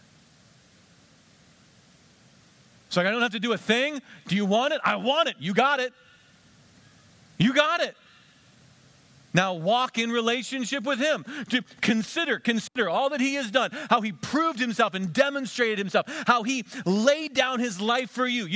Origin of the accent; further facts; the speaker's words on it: Western Pennsylvania, United States; Where we grew up in Western Pennsylvania